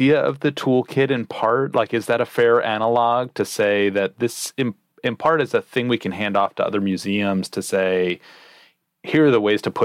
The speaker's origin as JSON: {"language": "English", "region": "New Jersey", "country": "United States", "tie": "born or raised there", "said": "I grew up in New Jersey"}